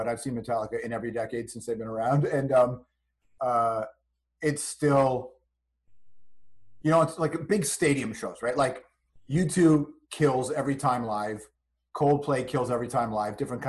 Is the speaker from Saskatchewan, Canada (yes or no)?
no; Toronto, Ontario, Canada; I grew up in the West Side